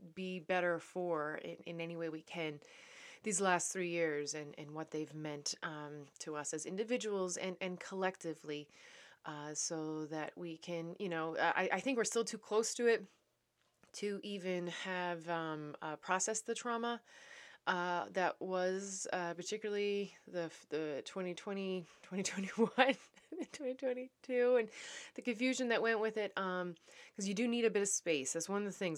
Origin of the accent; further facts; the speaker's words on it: Newfoundland and Labrador, Canada; also born or lived in Netherlands; now in Saint Andrews, Canada; I am a Newfoundlander and Canadian coming to you from New Brunswick.